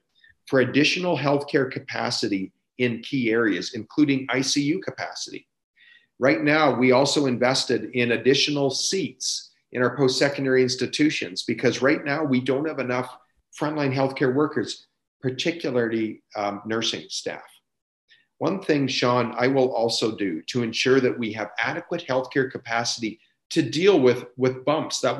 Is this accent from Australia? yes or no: no; Beaverlodge, Alberta, Canada; my hometown of Beaver Lodge